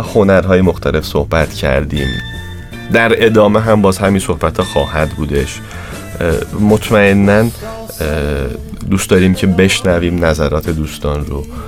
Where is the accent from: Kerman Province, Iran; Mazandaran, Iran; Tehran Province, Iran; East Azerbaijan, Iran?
East Azerbaijan, Iran; Tabriz; تو جامعه خودمون تو همون ایران تو شهر خودمون تو تبریز